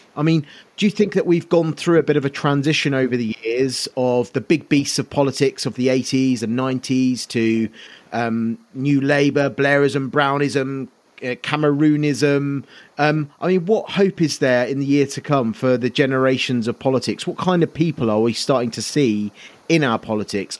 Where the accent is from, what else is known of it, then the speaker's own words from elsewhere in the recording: Kent, South East England, United Kingdom; growing up in Kent as well